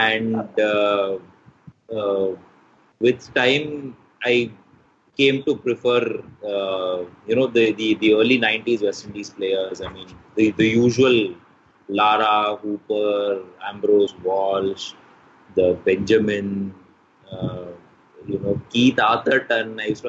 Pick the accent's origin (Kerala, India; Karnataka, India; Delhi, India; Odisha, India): Karnataka, India; Manipal; I grew up in Manipal, which is on the west coast of India.